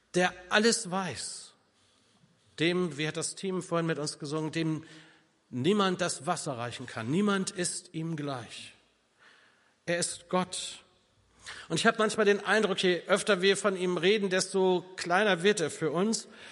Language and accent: German; North Rhine-Westphalia, Germany; bei uns in Ostwestfalen